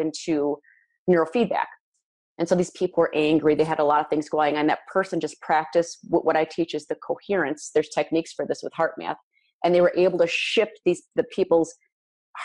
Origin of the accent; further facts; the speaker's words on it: Midwest, United States; I'm from the Midwest.